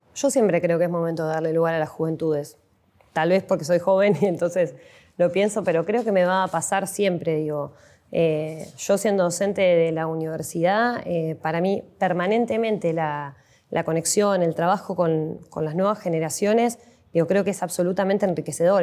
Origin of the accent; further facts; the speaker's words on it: La Plata, Buenos Aires Province, Argentina; nacimos acá en La Plata, vivimos toda la vida en Tolosa.